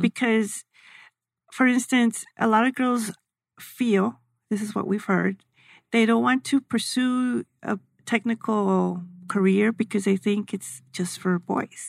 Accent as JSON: {"language": "English", "town": "El Paso", "region": "Texas", "country": "United States", "said": "I'm from El Paso"}